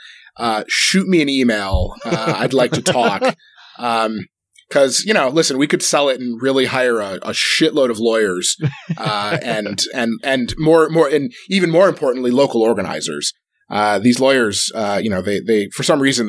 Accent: Michigan, United States; I'm from Michigan

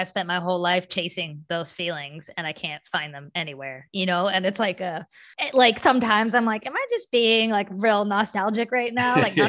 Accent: West Virginia, United States; all of that I learned from people I grew up with in West Virginia.

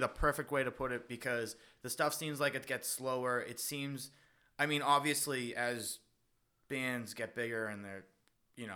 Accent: Boston, Massachusetts, United States; growing up in Southie

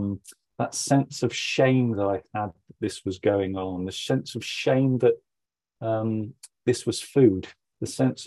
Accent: Somerset, South West England, United Kingdom; I grew up in Somerset, in England

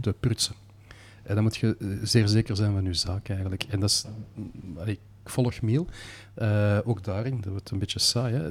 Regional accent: Belgium; als Belg eh, zijt je geboren met een baksteen in de maag en een stuur in de hand

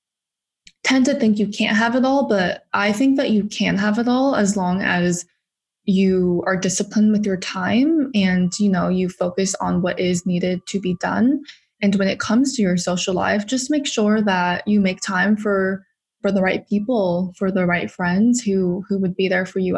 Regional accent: Huntington Beach, California, United States; moved away as an adult; now in New York, United States; I actually was born and raised in California.

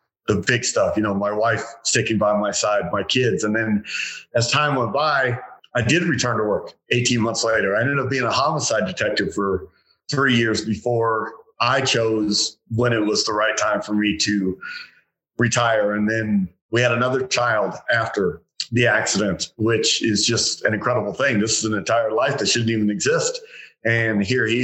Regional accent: Phoenix, Arizona, United States; I was born and raised here in the Valley

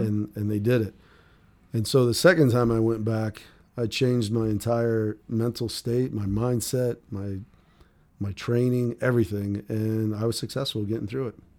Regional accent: Wheaton, Maryland, United States; moved away; also born or lived in Denver, Colorado / Rockville, Maryland / Salt Lake City, Utah; lived right outside of, uh, kinda like the Washington, D C area, the suburbs, it was called, uh, Wheaton, Maryland, or Rockville, Maryland

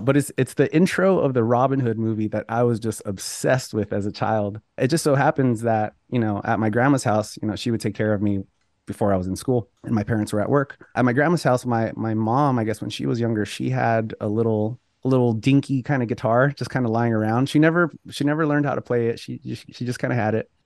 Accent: Los Angeles, California, United States; born and raised in Los Angeles

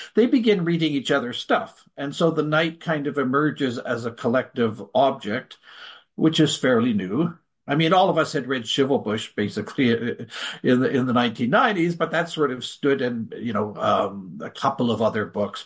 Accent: Canada; as a Canadian

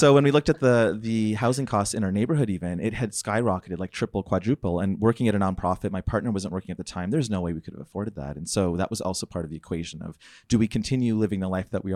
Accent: Wetaskiwin, Alberta, Canada; I grew up in Wetaskiwin before I got to the Gateway

